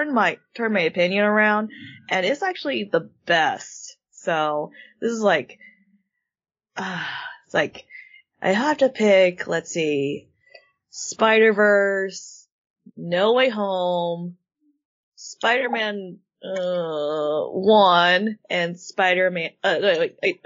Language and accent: English; Arizona, United States; I'm the only Arizonan